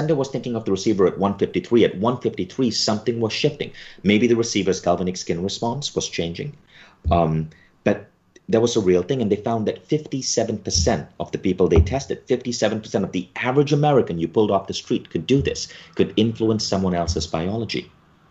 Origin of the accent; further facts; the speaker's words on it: Malaysia; When I was a kid growing up in Malaysia and I couldn't afford to take a Silva class at the age of 14